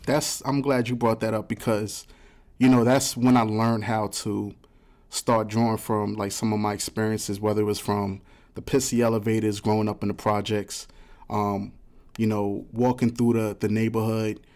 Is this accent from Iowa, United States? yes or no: no; New York City, New York, United States; I'm from the South Bronx. So, I come from a project, too